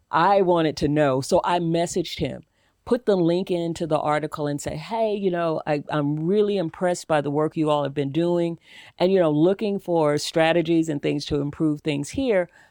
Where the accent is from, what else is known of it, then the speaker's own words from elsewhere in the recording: the South, United States; I'm from the South. I was raised in a single family home.